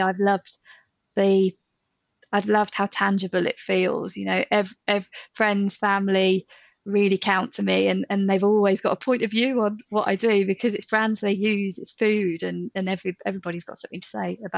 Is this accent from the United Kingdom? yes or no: yes; Midlands, United Kingdom; moved away; also born or lived in North of England; I grew up in the Midlands, but I lived up north for maybe 10, 11 years